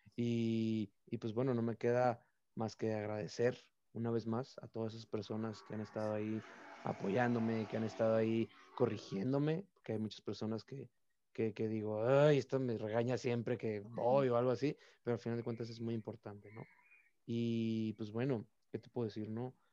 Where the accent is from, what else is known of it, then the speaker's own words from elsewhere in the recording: Tijuana, Baja California, Mexico; also born or lived in Mexicali; al final de cuentas también soy de Tijuana